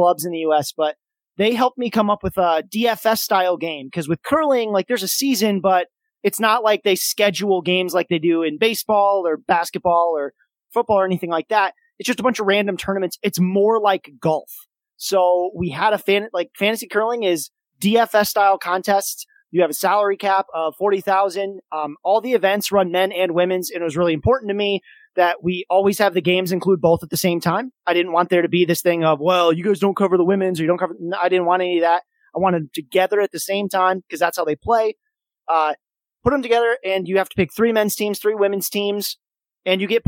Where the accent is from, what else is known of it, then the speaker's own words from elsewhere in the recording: Kalamazoo, Michigan, United States; My hometown of Kalamazoo, Michigan